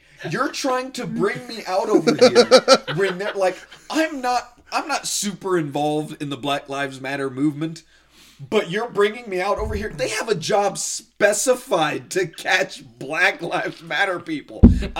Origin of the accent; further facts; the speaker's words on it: Southern California, United States; now in Delta, Utah, United States; And Eric and I grew up together in Southern California. I'm originally from Southern California.